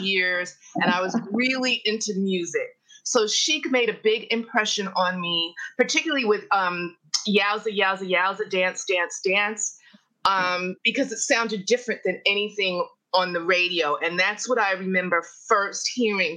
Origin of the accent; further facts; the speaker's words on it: New York City, New York, United States; I am from New York City